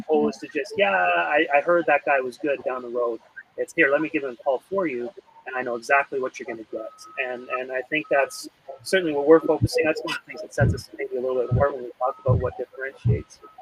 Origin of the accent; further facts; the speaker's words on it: Alberta, Canada; growing up in Alberta